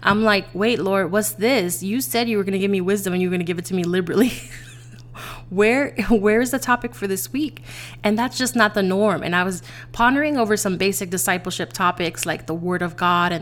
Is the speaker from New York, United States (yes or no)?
yes; New York City, New York, United States; I'm originally from the Bronx.